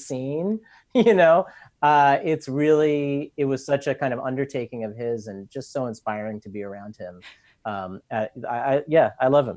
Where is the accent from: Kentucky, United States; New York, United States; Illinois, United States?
New York, United States; also born or lived in Manhattan / Brooklyn; I grew up in New York. I've lived in Manhattan and Brooklyn all my life.